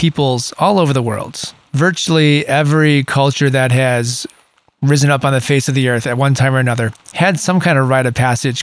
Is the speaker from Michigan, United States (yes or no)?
yes; Michigan, United States; moved away as an adult; now in Southern California, United States; that's where I grew up. I grew up in Michigan. And I've spent the majority of my adulthood living in Southern California.